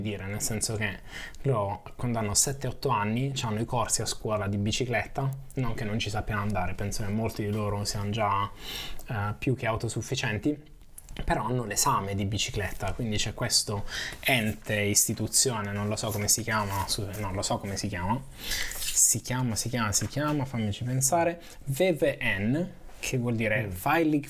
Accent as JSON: {"language": "Italian", "country": "Italy", "tie": "born or raised there", "moved": "as an adult", "lives_now": "Netherlands", "said": "sono cresciuto in Italia"}